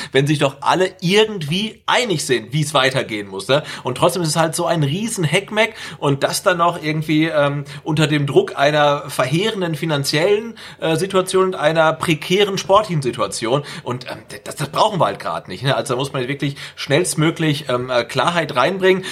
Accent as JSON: {"language": "German", "town": "Bad Salzuflen", "region": "North Rhine-Westphalia", "country": "Germany", "tie": "born or raised there", "said": "Das ist meine Geburtsstadt, also hör mal auf damit Bad Salzuflen"}